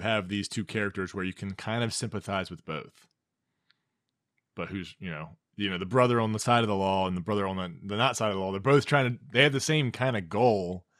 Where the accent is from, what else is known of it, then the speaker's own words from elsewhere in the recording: United States; being an American